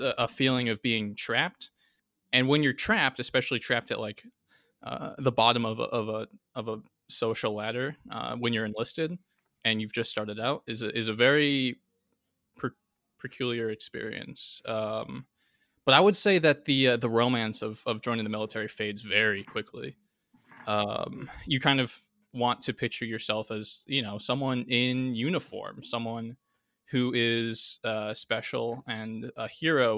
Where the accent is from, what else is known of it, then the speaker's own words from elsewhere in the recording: United States; as an American